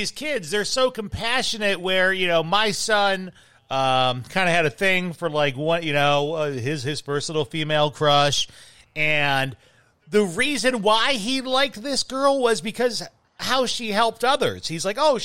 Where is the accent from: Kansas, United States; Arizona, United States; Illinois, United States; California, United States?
Illinois, United States; Chicago; I grew up in Chicago